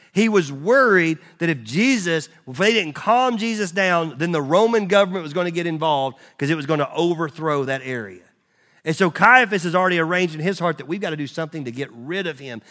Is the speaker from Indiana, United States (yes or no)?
no; Nashville, Tennessee, United States; I was born in Baptist Hospital in Nashville, Tennessee. Like, I'm Southern Fried Southern Baptist